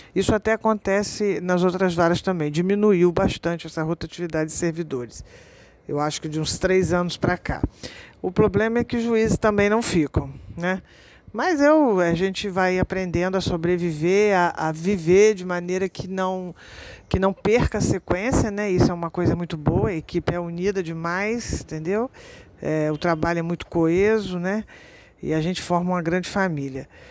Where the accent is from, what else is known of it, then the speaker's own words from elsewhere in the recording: São Fidélis, Rio de Janeiro, Brazil; moved away as an adult; now in Macaé, Brazil; eu sou de São Fidélis